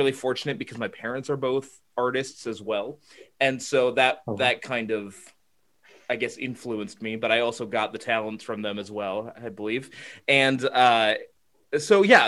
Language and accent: English; Minnesota, United States; moved away as an adult; now in London, United Kingdom; I'm from Minnesota